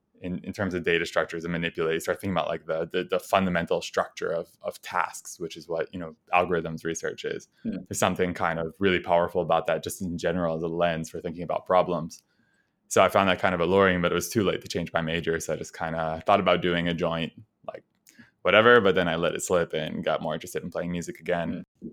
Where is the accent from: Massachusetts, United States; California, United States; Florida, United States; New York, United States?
New York, United States; New Rochelle; I grew up in New Rochelle, which is a suburb of New York City.